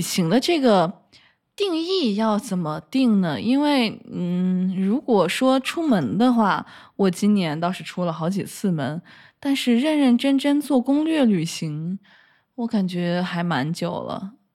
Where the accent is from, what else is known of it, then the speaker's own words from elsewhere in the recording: Luoyang, Henan, China; 我洛阳人嘛